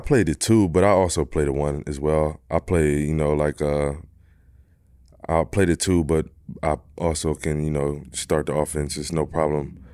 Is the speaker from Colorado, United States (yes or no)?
no; Philadelphia, Pennsylvania, United States; moved away; I'm from Philly, I'm from Philly